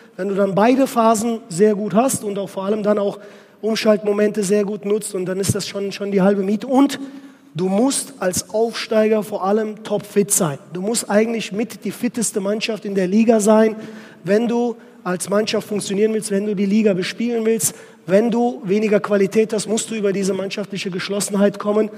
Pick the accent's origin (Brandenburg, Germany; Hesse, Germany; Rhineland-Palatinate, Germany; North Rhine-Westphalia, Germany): Rhineland-Palatinate, Germany; Westerwald; moved away as an adult; also born or lived in Turkey / Cologne; now in Oldenburg, Germany; ich bin im Westerwald groß geworden